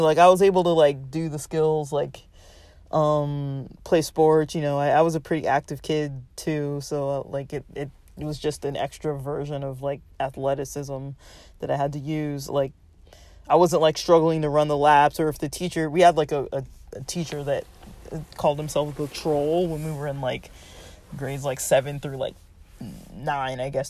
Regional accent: Los Angeles, California, United States; now in Southern California, United States; I grew up in Los Angeles

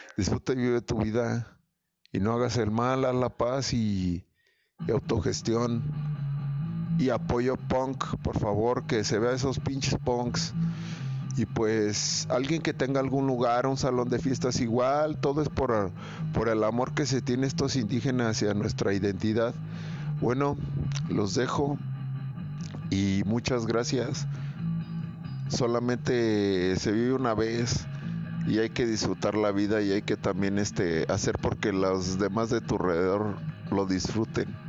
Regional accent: Mexico; Somos mexicanos todos los días

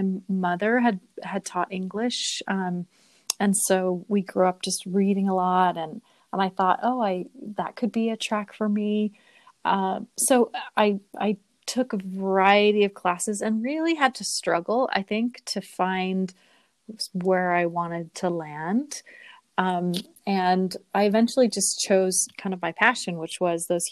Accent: Sandy, Utah, United States; moved away as an adult; also born or lived in Pennsylvania; I grew up in Sandy, Utah. So I'm a Utah native

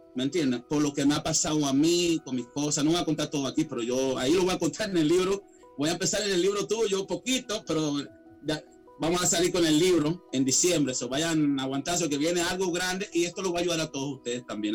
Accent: Caracas, Capital District, Venezuela; also born or lived in Miami, United States / Atlanta, United States; now in United States; una humilde persona venezolano, nací en Caracas, Venezuela. Inmigré eh, emigré aquí a muy joven a los Estados Unidos

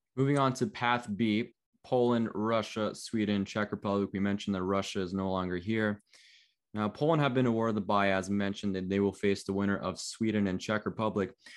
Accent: Toronto, Ontario, Canada; I was born in Toronto. I live in Canada.

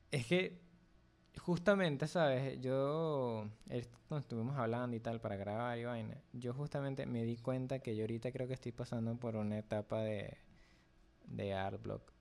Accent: Venezuela; Me dijo, porque soy ah, venezolano, no dibujo bien. Porque vivo en la patria, no vivo bien.

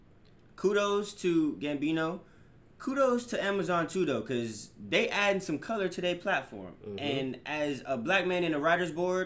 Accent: Orange County, California, United States; also born or lived in Compton; I'm from Orange County

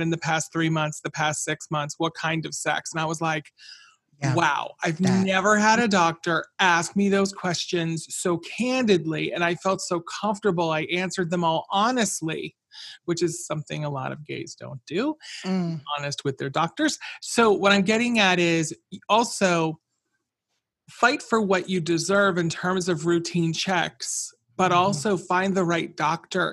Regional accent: Round Lake, New York, United States; my hometown where she lived, Round Lake, New York

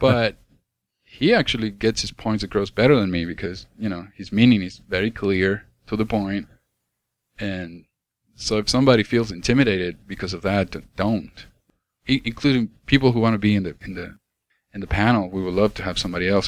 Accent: Argentina; moved away; I grew up in South America

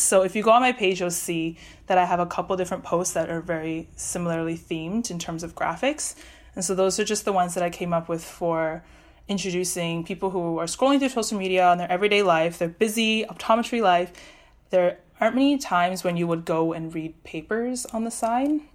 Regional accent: Vancouver, British Columbia, Canada; moved away as an adult; also born or lived in Waterloo, Ontario; I'm from Vancouver

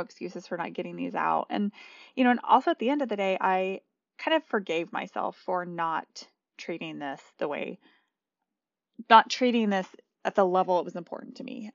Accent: New Mexico, United States; we grew up in New Mexico

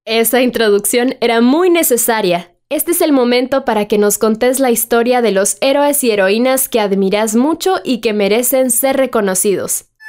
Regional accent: Nebaj, El Quiché, Guatemala; soy de Navaja el Quiché

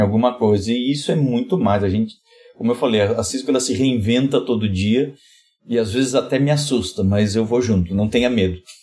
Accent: Rio Grande do Sul, Brazil; venho, lá do, venho do Rio Grande do Sul

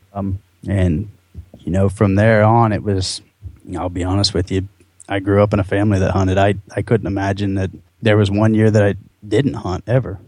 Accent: just south of Columbus, Ohio, United States; also born or lived in Marrero, Louisiana; We moved up to Ohio and grew up in the uh, uh, just south of Columbus, about 35, 40 minutes south of Columbus, in that kind of whole region southeast.

